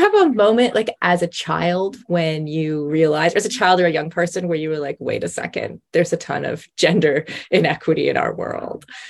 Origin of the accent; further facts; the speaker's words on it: Canada; I'm Canadian